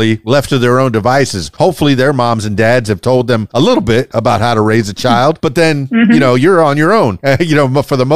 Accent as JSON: {"language": "English", "town": "Miami", "region": "Florida", "country": "United States", "tie": "born or raised there", "also_born_or_lived": "Fort Lauderdale", "said": "I grew up in Miami"}